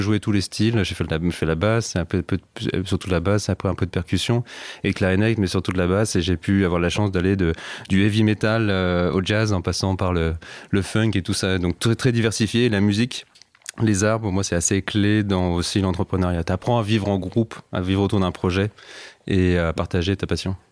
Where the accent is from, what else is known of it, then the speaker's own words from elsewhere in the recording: Savoie, Auvergne-Rhône-Alpes, France; elle s'occupait pas mal de nous, ma sœur et de moi quand on était petits en Savoie